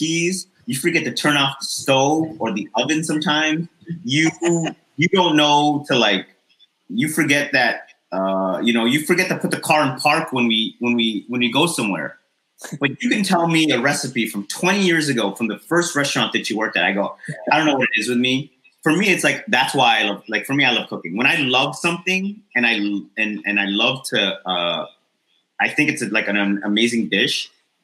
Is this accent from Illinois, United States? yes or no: yes; Chicago, Illinois, United States; I'm a kid from Chicago, Illinois, you know, in a suburb just outside of Chicago